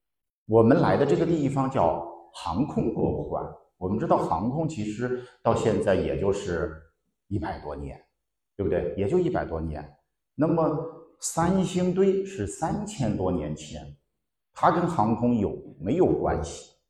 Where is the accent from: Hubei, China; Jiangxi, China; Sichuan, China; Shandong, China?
Sichuan, China; 我们四川人喜欢吃脑花